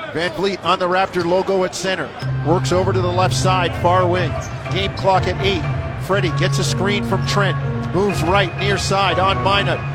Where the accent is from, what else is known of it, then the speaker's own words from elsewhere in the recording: Canada; I'm Canadian